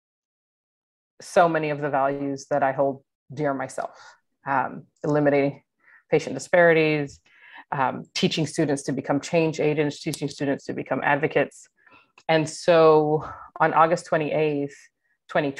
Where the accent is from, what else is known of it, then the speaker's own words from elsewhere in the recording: Atlanta, Georgia, United States; moved away as an adult; I grew up in Atlanta, Georgia, was recruited from Atlanta for my work with Kaiser Permanente